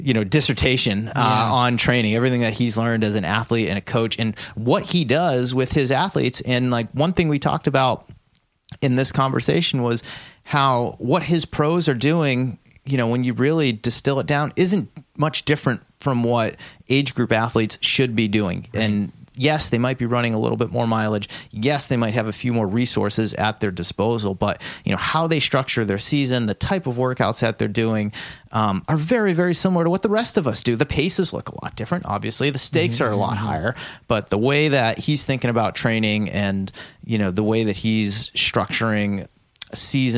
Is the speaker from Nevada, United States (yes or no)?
no; Massachusetts, United States; We're both from the Massachusetts area